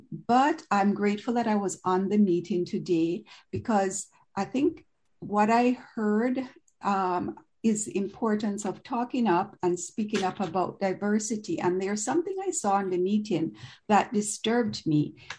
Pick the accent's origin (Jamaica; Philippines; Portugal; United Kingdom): Jamaica; now in Toronto, Canada; So I'm an immigrant from Jamaica in the West Indian Island, and I've been living in Canada for over 40 years.